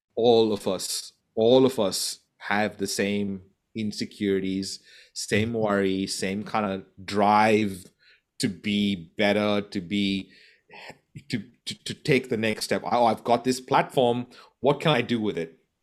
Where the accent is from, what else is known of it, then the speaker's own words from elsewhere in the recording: Goa, India; moved away; I'm from Goa in India.